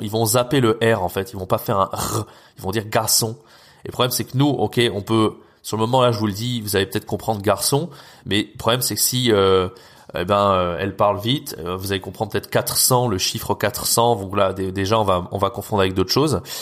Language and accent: French; France; nous en tant que Français, on a un accent très fort